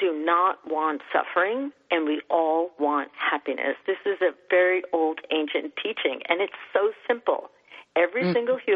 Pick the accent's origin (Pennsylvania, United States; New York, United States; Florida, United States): New York, United States; New York City; I'm born and raised in New York